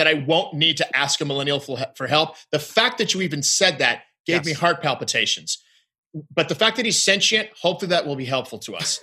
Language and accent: English; Detroit, Michigan, United States; as a kid growing up in Detroit on Woodstock Drive